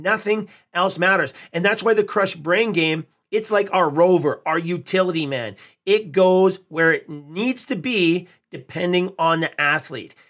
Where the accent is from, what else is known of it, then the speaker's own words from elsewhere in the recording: Edmonton, Alberta, Canada; here in my hometown of Edmonton